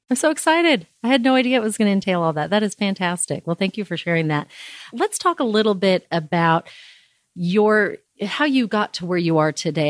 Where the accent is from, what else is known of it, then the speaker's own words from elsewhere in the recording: California, United States; now in Midland, United States; growing up in California